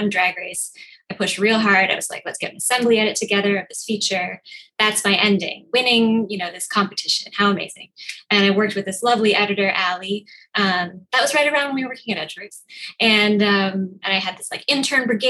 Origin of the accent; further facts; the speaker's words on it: Minneapolis, Minnesota, United States; now in New York, United States; I grew up in Minneapolis